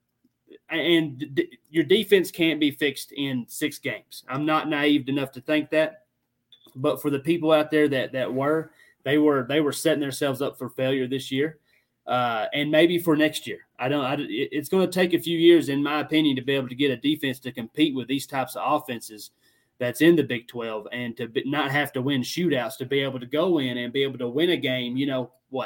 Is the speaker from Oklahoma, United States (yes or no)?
no; Tennessee, United States; I'm from Tennessee